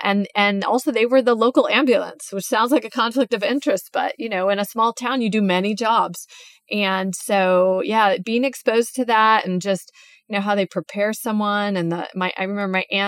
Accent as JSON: {"language": "English", "region": "California", "country": "United States", "tie": "born or raised there", "said": "when we eventually moved to California and growing up in California."}